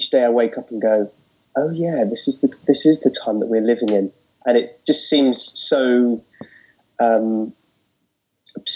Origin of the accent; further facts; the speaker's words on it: Portsmouth, South East England, United Kingdom; also born or lived in London; I was born in Portsmouth, which is down south